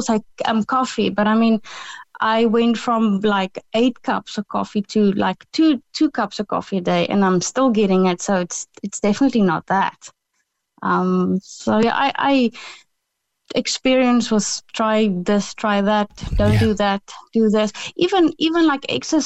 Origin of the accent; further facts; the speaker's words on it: South Africa; moved away; we call it the loop in South Africa